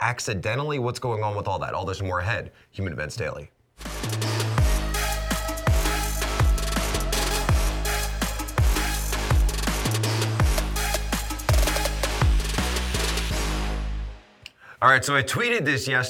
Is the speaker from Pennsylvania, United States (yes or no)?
yes; Philadelphia, Pennsylvania, United States; I'm from Philly area.